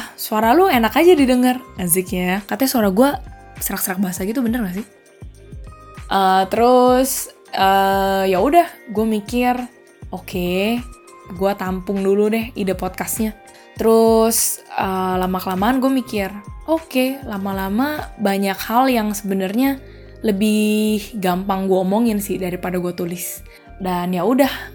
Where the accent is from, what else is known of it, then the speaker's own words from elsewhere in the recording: Jakarta, Indonesia; moved away as an adult; also born or lived in Australia / Madrid, Spain; now in Seville, Spain; gue dari Jakarta, terus gue tinggal ke Australia untuk belajar dan juga kerja